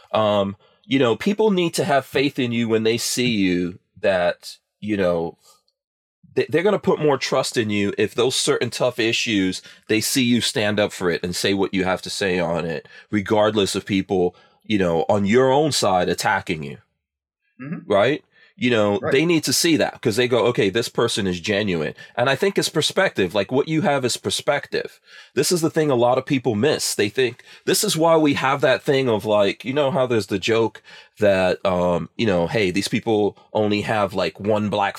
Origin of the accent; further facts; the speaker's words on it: Guyana; now in United States; I was not born in America, right? I was born in a third world country. I was born in Guyana, you know, and I've lived in other places in the world